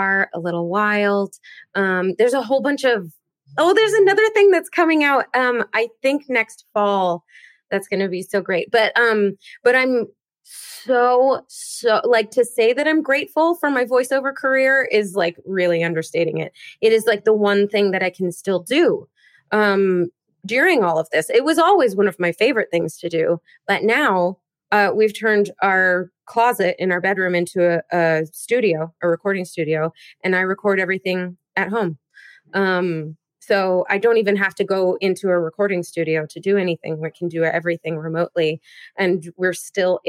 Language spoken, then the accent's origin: English; Seattle, Washington, United States; I grew up in Seattle